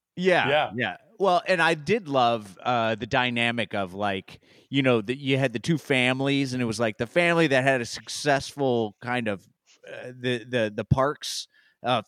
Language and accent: English; Indiana, United States; I'm from Indiana